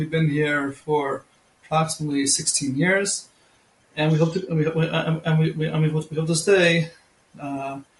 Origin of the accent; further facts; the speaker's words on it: Monsey, New York, United States; moved away as an adult; also born or lived in Beit Shemesh, Israel; now in Israel; I'm originally from Muncie, New York.